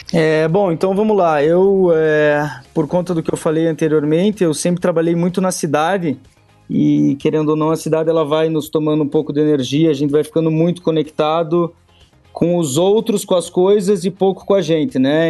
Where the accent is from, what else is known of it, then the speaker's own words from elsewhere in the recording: Curitiba, Paraná, Brazil; eu sou natural de Curitiba, eu moro em Curitiba